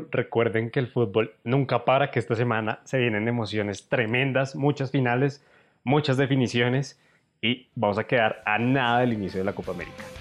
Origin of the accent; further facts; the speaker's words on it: Argentina; qué delicia uno como argentino poder ver al, al menos uno de los dos mejores jugadores de la historia de mi país en mi ciudad.